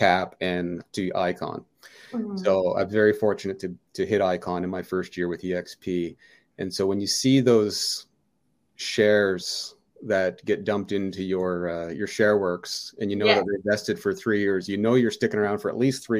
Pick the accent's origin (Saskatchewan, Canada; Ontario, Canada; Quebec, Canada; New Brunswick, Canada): New Brunswick, Canada; Fredericton; also born or lived in Valparaiso, Indiana; I'm born and raised in Fredericton, New Brunswick